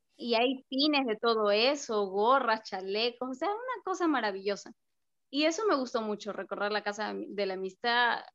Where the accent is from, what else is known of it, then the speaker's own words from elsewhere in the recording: Ecuador; todos los ecuatorianos